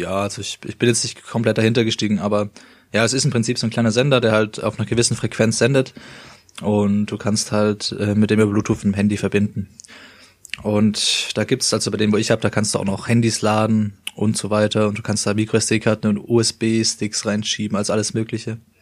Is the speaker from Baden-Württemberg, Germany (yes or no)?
yes; Stuttgart area, Baden-Württemberg, Germany; wie wir kommen ähm, aus dem Stuttgarter Raum